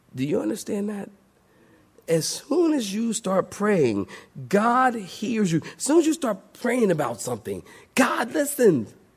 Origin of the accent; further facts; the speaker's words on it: Philadelphia, Pennsylvania, United States; Philadelphia, my hometown, the city of brotherly love